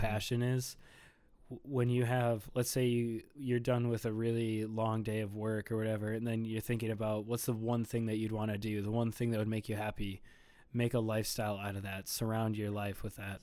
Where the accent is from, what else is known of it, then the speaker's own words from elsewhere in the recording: Bloomington, Minnesota, United States; also born or lived in Edina, Minnesota / Richfield, Minnesota; I was born in Edina, Minnesota, and then I grew up in Bloomington, and now I currently live in Richfield, Minnesota